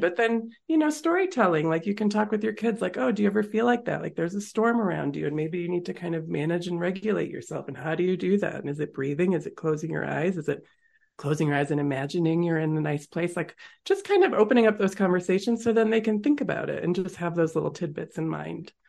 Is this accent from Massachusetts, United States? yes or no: yes; Massachusetts, United States; moved away as an adult; also born or lived in California; now in Colorado, United States; I grew up in Massachusetts